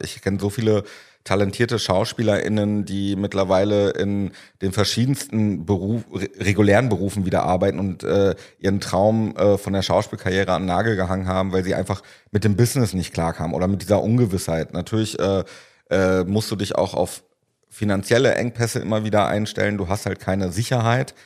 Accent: Paderborn, North Rhine-Westphalia, Germany; moved away; in meiner Heimat damals in Paderborn, habe ich äh, damals Konzerte und Festivals veranstaltet

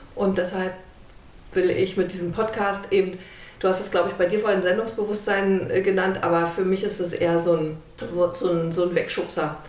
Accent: Germany; Ich bin in der DDR groß geworden

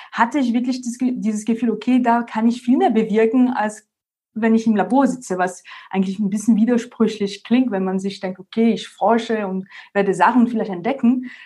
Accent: France; German is a second language; moved away as an adult; now in Munich, Germany; wie man es schön hören kann, komme ich ursprünglich aus Frankreich. Ich bin jetzt schon seit 2012 in Deutschland, in München und bin damals wegen dem Studium erstmal und dann wegen der Liebe quasi nach Deutschland.

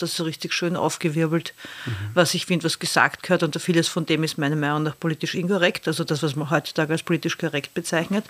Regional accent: Austria; als Österreicherin

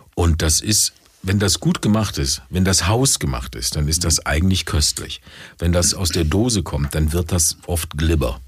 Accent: Duisburg, North Rhine-Westphalia, Germany; in Duisburg bin ich ja als Kind groß geworden bei Oma und Opa.

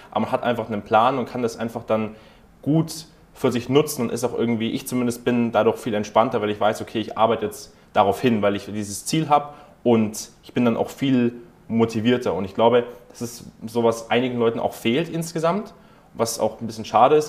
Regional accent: Germany; bei uns in Deutschland

